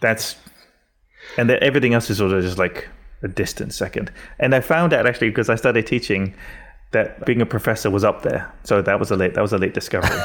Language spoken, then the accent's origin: English; England, United Kingdom; Growing up in England is a very particular kind of whiteness